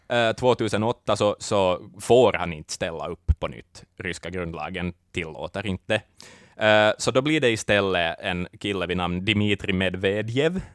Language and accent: Swedish; Finland; oss som finländare